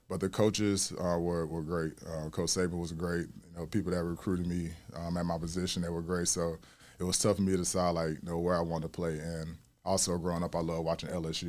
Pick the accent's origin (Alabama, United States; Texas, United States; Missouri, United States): Alabama, United States; Mobile; moved away; also born or lived in Chicago, Illinois; I'm from Mobile, Alabama, um, born and raised